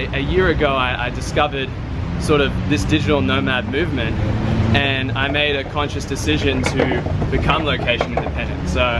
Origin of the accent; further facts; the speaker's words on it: Brisbane, Queensland, Australia; Yeah, I'm from Brisbane, Australia.